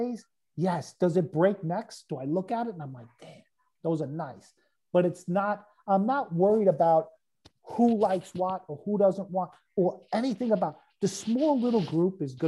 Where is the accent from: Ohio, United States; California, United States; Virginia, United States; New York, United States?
New York, United States; New York City; I'm coming from New York. I'm not coming from, like, upstate. I'm coming from the city. I'm coming from Brooklyn.